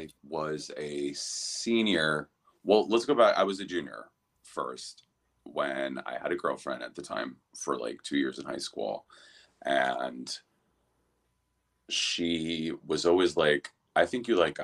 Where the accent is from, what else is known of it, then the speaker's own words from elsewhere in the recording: New Jersey, United States; moved away as an adult; also born or lived in Wilton Manors, Florida; now in Miami, United States; I am originally from New Jersey